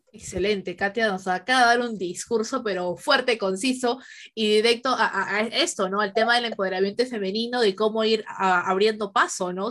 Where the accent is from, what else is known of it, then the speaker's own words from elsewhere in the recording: Peru; nosotros los peruanos